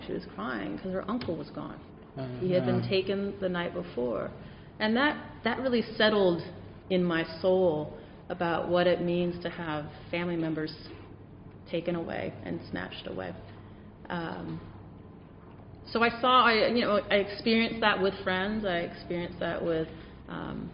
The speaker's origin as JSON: {"language": "English", "town": "San Diego", "region": "California", "country": "United States", "tie": "born or raised there", "said": "I grew up on the border. I grew up in San Diego, California"}